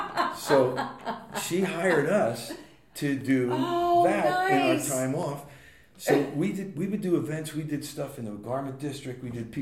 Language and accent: English; Boonton, New Jersey, United States; Boonton, my hometown